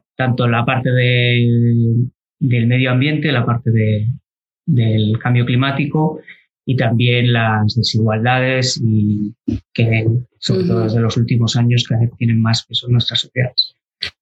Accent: Galicia, Spain; moved away as an adult; also born or lived in Alcalá de Henares / Basque Country; soy gallego

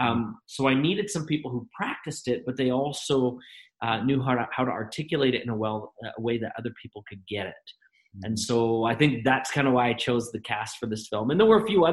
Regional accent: Canada; we're both Canadian

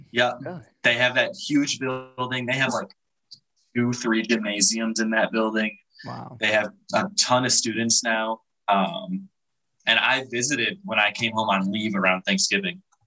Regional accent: Chicago area, Illinois, United States; moved away as an adult; also born or lived in River Grove, Illinois / Bartlett, Illinois / Montgomery, Illinois / Yorkville, Illinois; now in Hawaii, United States; I was born originally in Chicago.

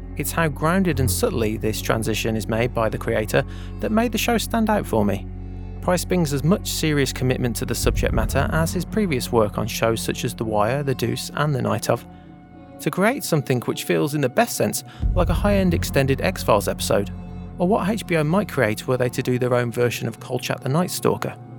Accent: West Midlands, United Kingdom; growing up in the West Midlands of the U K

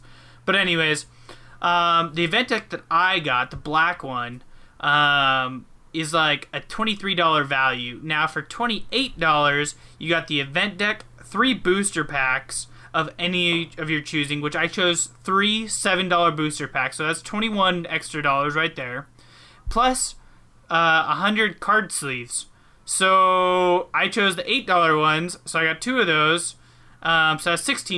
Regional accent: Anchorage, Alaska, United States; I was born in Anchorage

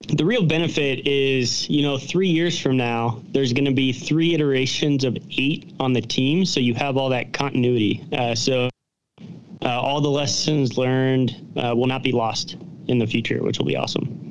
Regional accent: Cincinnati, Ohio, United States; moved away; We're both from Cincinnati

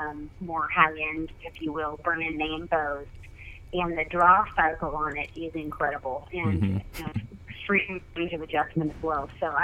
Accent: Oregon, United States; I was born and raised in Oregon, and I kind of grew up backcountry hunting.

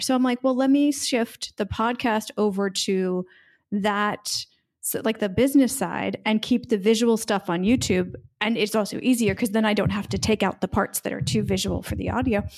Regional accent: United States; now in Split, Croatia; I am an American expat living in Split, Croatia

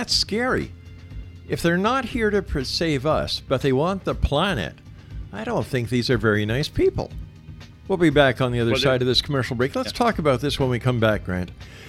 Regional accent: Canada; Wait a second. I'm a Canadian, and that's how I'd like to see it done.

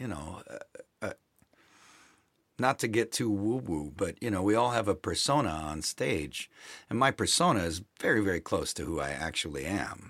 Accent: Milwaukee, Wisconsin, United States; I grew up in Milwaukee, Wisconsin

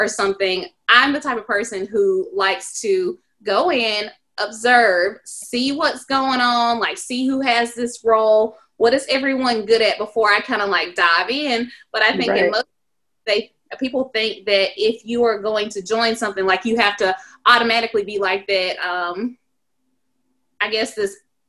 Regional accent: the South, United States; Like literally, like I'm from the South. We go to Myrtle Beach. That's a vacation.

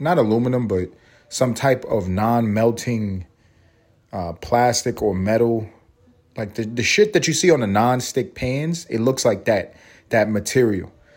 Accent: New York City, New York, United States; moved away; growing up in New York

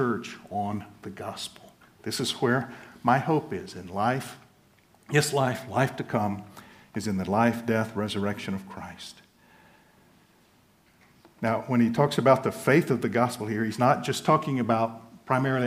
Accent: United States; moved away as an adult; also born or lived in Central and Eastern Europe; I am an American

